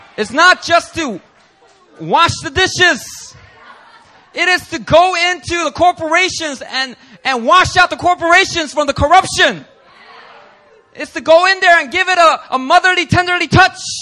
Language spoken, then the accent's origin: English; Philadelphia, Pennsylvania, United States; moved away; I'm from Philly